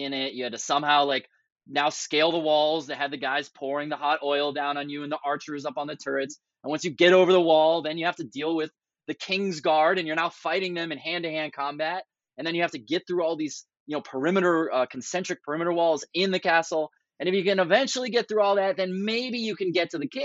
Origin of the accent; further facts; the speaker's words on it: Boston, Massachusetts, United States; moved away; I'm originally from the Boston area